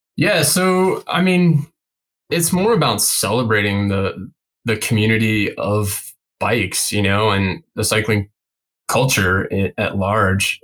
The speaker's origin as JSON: {"language": "English", "town": "Denver", "region": "Colorado", "country": "United States", "also_born_or_lived": "Glenwood Springs, Colorado", "said": "I'm from the Front Range in Colorado or Front Range Denver area"}